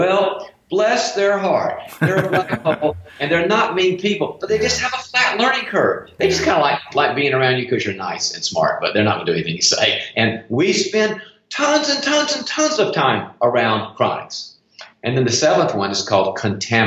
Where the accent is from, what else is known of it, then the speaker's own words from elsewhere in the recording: the South, United States; moved away; I'm originally from the South